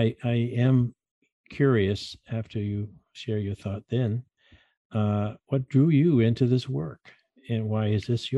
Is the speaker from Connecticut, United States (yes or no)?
yes; next to ESPN, Connecticut, United States; ESPN, which is our huge sports network right here next to my hometown